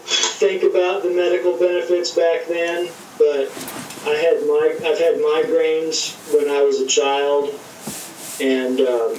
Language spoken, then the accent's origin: English; Phoenix, Arizona, United States; also born or lived in California; I grew up in Phoenix, Arizona